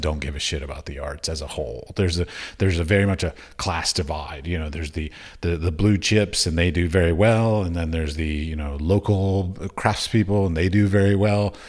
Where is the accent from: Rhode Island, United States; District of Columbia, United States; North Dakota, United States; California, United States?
District of Columbia, United States; Washington; I grew up in Washington, D C